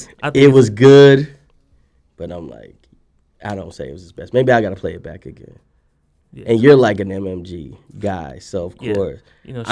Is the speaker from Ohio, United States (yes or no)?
no; Dallas, Texas, United States; And I'm not even from Houston. I'm from Oak Cliff